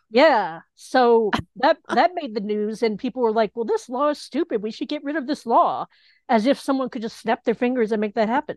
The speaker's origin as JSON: {"language": "English", "town": "Knoxville", "region": "Tennessee", "country": "United States", "tie": "born or raised there", "also_born_or_lived": "Boston, Massachusetts", "moved": "as an adult", "lives_now": "Rhode Island, United States", "said": "I grew up in Knoxville"}